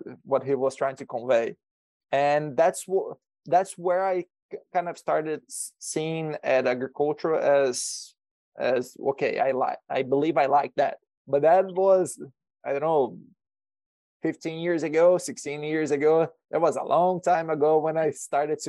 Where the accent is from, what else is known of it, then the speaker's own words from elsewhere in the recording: Brazil; moved away as an adult; also born or lived in Alabama, United States; now in Nebraska, United States; I'm originally from Brazil, so I was born in Brazil. And in 2019, I came here to the U.S.